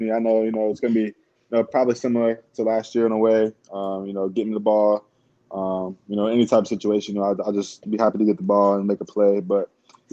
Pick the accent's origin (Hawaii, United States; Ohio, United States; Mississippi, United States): Ohio, United States; moved away; I'm from Ohio